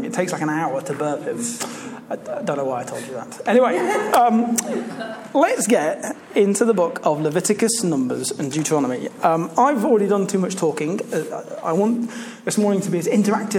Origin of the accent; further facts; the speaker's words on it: Leicester, East Midlands, United Kingdom; moved away as an adult; now in Canterbury, United Kingdom; As I said, I grew up in Leicester. I moved down to Canterbury for university.